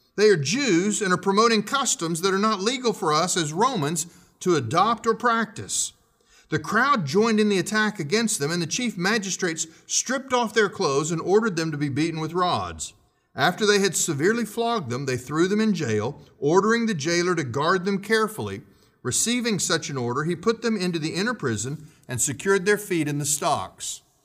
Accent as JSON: {"language": "English", "country": "United States", "said": "we still have constitutional rights as American citizens"}